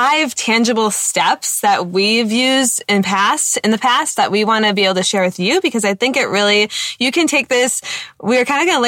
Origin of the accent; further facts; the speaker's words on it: Wisconsin, United States; We're from Wisconsin